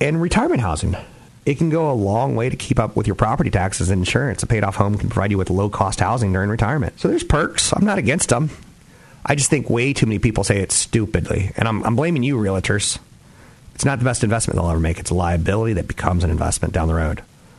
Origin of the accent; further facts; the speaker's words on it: East Coast, United States; now in Bay Area, United States; Like when I first moved to the Bay Area, I was from the East Coast and I was a little bit sheltered, right?